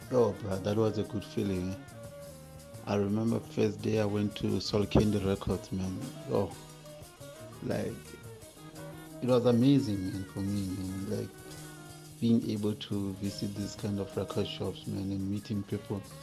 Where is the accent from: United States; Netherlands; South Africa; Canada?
South Africa; Limpopo; I'm from Limpopo